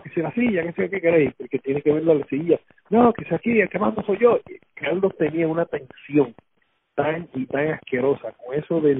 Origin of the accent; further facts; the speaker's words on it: Utuado, Puerto Rico; … y yo somos de Utuado